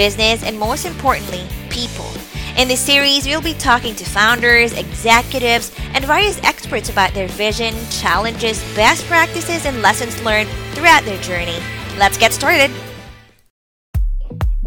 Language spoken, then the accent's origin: English; Philippines; my home country, Philippines